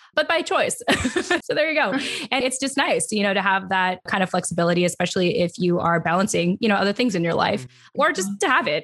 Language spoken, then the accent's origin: English; California, United States; accent: broadcasty, LA voice; also born or lived in San Diego / Philippines; I'm from California, so I don't know what you call a Cali accent other than just basic